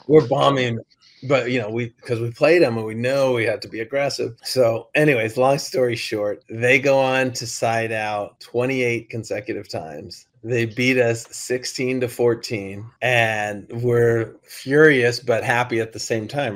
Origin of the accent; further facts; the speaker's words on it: Laguna Beach, California, United States; I grew up and I was born in Laguna Beach, mm. raised in Laguna Beach